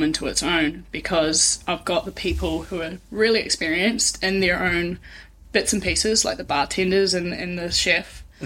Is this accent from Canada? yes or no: no; Taranaki, New Zealand; also born or lived in Brisbane, Australia; now in Tauranga, New Zealand; So I'm originally from Taranaki, moved to Brisbane